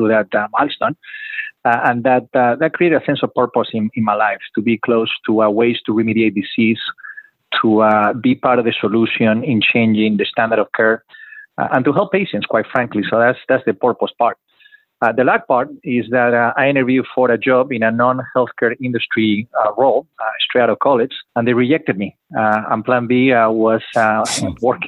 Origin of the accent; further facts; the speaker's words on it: Madrid, Community of Madrid, Spain; English is a second language; moved away as an adult; I'm originally from Madrid, Spain, as you can hear in the funny accent.